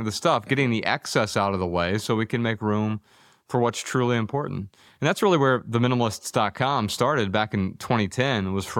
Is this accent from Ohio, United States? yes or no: yes; Dayton, Ohio, United States; born there; You know, I grew up really poor. I was born in Dayton, Ohio